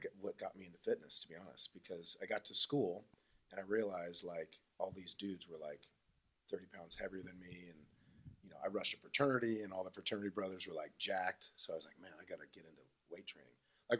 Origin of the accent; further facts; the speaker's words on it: Southern California, United States; moved away as an adult; also born or lived in Newport Beach; now in Texas, United States; I grew up in Southern California.